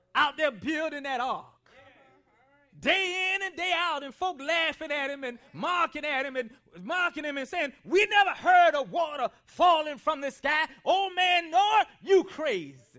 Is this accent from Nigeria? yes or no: no; Columbia, South Carolina, United States; growing up in Columbia, South Carolina, I spent a lot of time around older people. I was raised by my grandparents